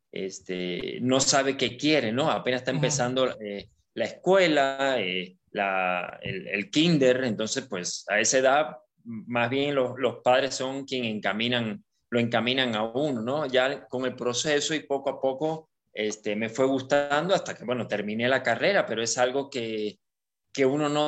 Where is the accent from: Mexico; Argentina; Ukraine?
Ukraine; Bueno, resulta que soy ucraniano, este